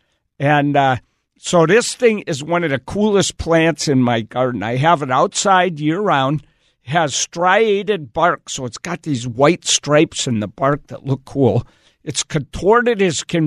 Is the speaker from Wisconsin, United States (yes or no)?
yes; Wisconsin, United States; moved away; So I grew up in Wisconsin